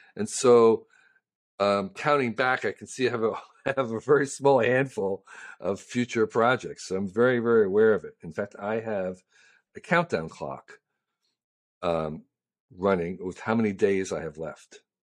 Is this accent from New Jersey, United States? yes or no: yes; Westfield, New Jersey, United States; now in San Francisco, United States; I grew up in New Jersey